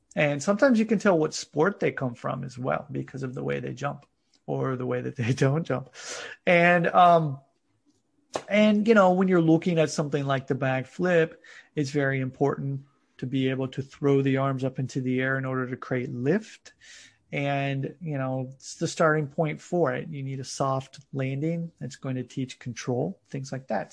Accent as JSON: {"language": "English", "country": "United States", "moved": "yes", "lives_now": "Japan", "said": "I'm originally from the United States"}